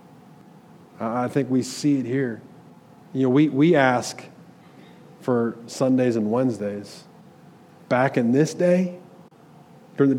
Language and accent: English; Michigan, United States; I'm from Michigan.